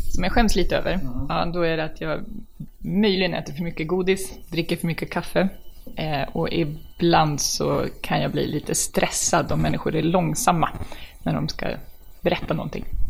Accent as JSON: {"language": "Swedish", "town": "Stockholm", "region": "Stockholm County", "country": "Sweden", "tie": "born or raised there", "said": "Jag är från Hässelby, Kälvesta. Det är alltså västra Stockholm"}